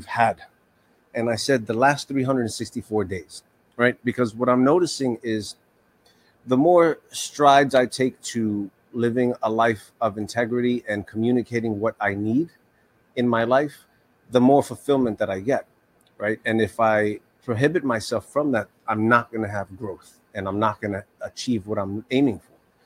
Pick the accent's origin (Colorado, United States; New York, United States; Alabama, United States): New York, United States; New York City; I grew up in New York City